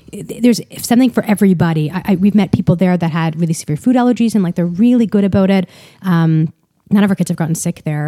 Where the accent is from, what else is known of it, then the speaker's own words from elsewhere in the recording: Ottawa, Ontario, Canada; I grew up in Ottawa